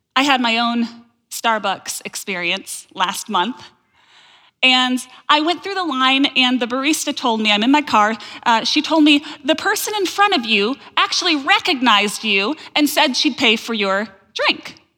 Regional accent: Holland, Michigan, United States; I grew up in Holland, Michigan.

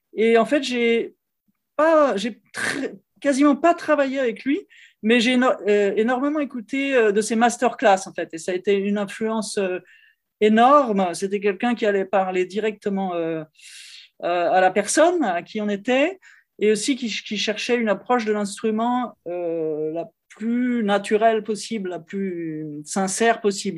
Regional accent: Lyon, Auvergne-Rhône-Alpes, France; now in Paris, France; je suis originaire de Lyon, donc c'est la, deuxième ville de, France

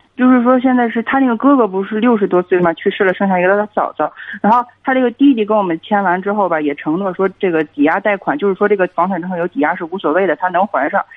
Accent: Hebei, China; 我是河北的

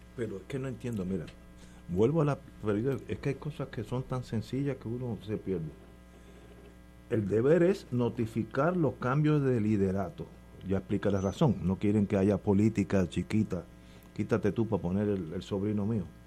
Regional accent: Puerto Rico; Yo, puertorriqueño

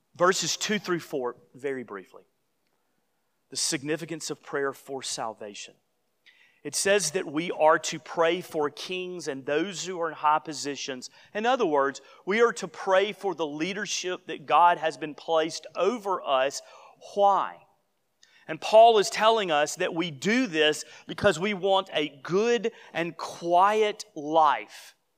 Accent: Gadsden, Alabama, United States; moved away; I was home not too many months ago in my hometown

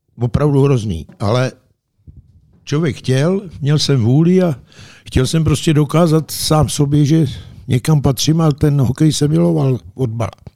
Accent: Pašinka, Central Bohemian Region, Czechia; also born or lived in Kolín / Jihlava; mi bylo deset let. Odešel jsem z Pašinky, kde byla pětiletka

